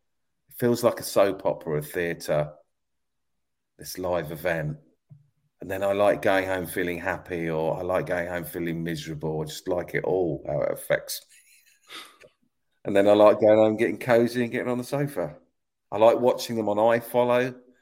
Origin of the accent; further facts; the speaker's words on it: South East England, United Kingdom; I've been supporting Man United all my life and only been to see them two or three times because I came down from Sussex.